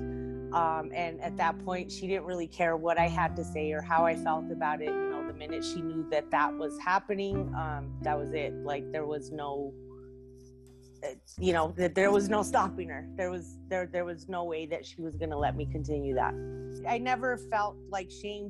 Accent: Albuquerque, New Mexico, United States; also born or lived in San Fernando, California; I'm originally from San Fernando, California. I've been in Albuquerque, New Mexico for about 30 years now

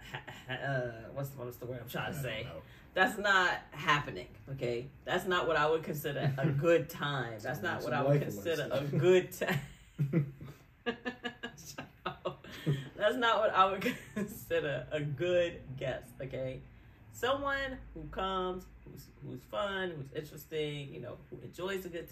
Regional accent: New York, United States; accent: New York; my New York accent.

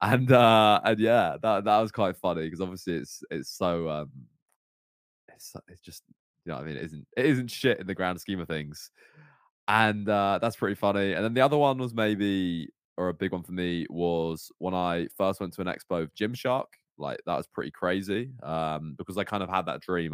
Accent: Cornwall, South West England, United Kingdom; I grew up in Cornwall as well

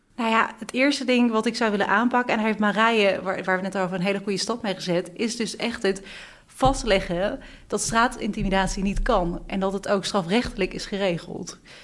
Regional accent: Beuningen, Gelderland, Netherlands; now in The Hague, Netherlands; ik kom uit Beuningen. En toen ik, dat is een plekje naast Nijmegen, en toen ik hier naartoe ging

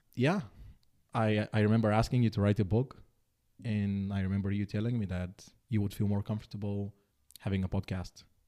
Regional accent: Bulgaria; moved away as an adult; also born or lived in Netherlands / Denmark; Born and raised in Bulgaria.

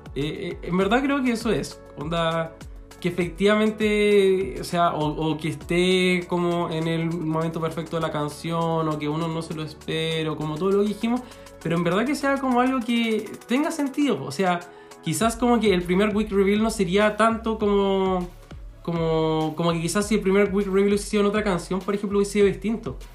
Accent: Chile; somos chilenos.

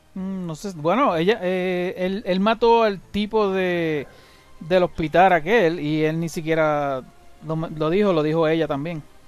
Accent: Puerto Rico; now in United States; yo vivo en Estados Unidos, pero ahora, pero de pequeño yo me crié en Estados Unidos, en Puerto Rico.

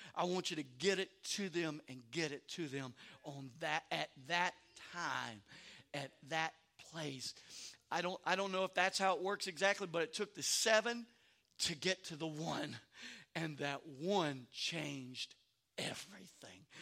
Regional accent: Louisiana, United States; moved away; also born or lived in Maryland; I grew up in Louisiana

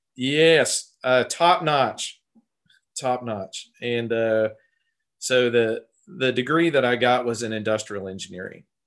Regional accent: Tulsa, Oklahoma, United States; also born or lived in Texas; I grew up in the Tulsa area, uh, and I've lived here most of my life.

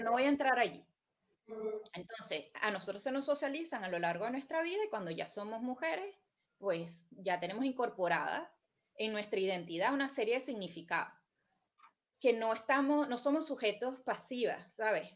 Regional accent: Venezuela; moved away; yo como venezolana

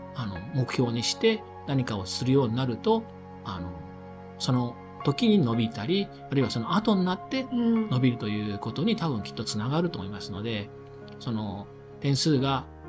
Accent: Imabari, Ehime, Japan; now in Sendai, Japan; 自分の地元、愛媛の今治というところ

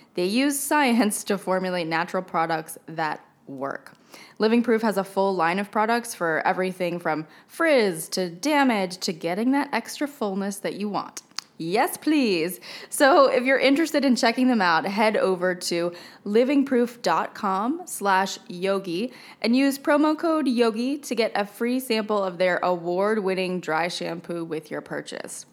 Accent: United States; moved away; I am American too

